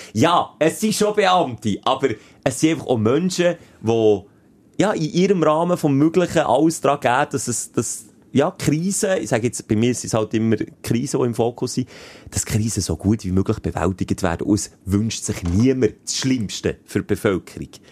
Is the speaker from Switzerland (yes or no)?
yes; Bern, Switzerland; weil ich halt Berner bin